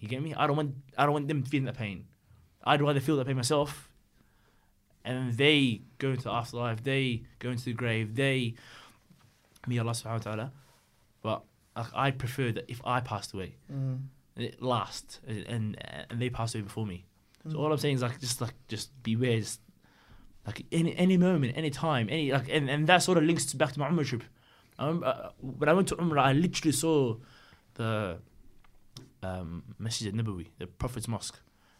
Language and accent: English; Australia; My automatic reaction, being bloody Aussie, is, fuck!